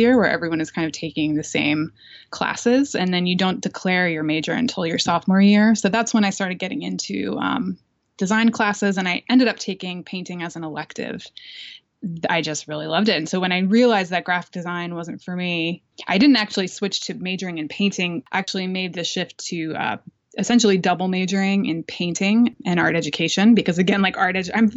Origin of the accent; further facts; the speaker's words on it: Lancaster, Pennsylvania, United States; moved away; also born or lived in New Jersey; I was born in New Jersey, but I grew up in Pennsylvania, in Lancaster, Pennsylvania